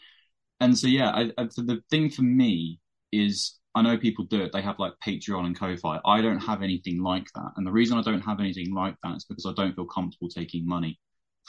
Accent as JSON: {"language": "English", "country": "United Kingdom", "said": "being British"}